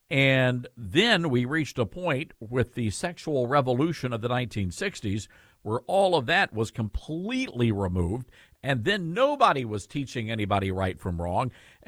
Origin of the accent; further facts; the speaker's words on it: Deep South, United States; I grew up in the Deep South